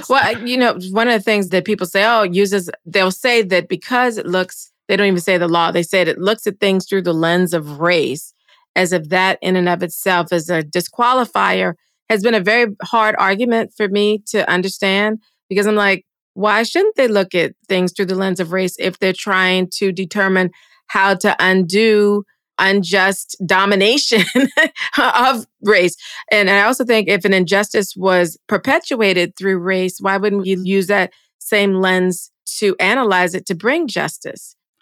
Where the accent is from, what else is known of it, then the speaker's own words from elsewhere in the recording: United States; being American